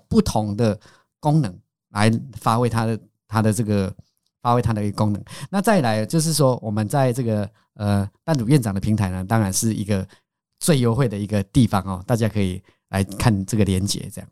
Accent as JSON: {"language": "Chinese", "country": "Taiwan", "said": "我们台湾，因为我是农家子弟"}